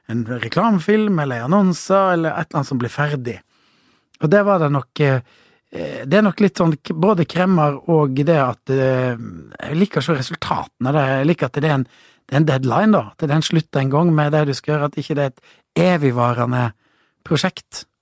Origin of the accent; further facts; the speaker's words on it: Kristiansand, Agder, Norway; born there; og så eh, ble jeg født i Kristiansand.